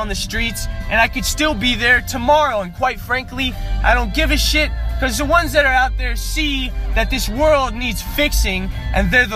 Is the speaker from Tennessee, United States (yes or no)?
no; North Las Vegas, Nevada, United States; growing up in North Las Vegas